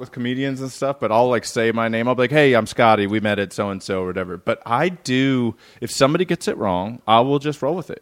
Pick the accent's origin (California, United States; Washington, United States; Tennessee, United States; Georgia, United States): California, United States; Southern; growing up in Southern California